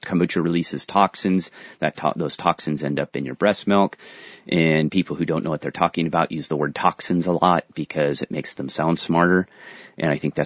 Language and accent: English; San Diego, California, United States; I'm from San Diego